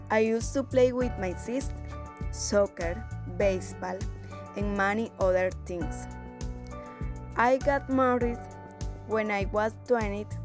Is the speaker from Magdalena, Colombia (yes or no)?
yes; Plato, Magdalena, Colombia; moved away as an adult; now in Los Robles, Colombia; I'm 25 and I was born in January 21st, 1996 in Plato Magdalena, Colombia.